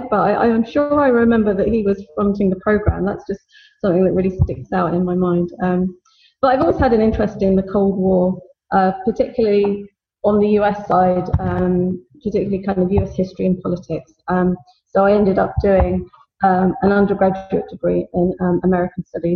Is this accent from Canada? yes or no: no; London, United Kingdom; I was born in London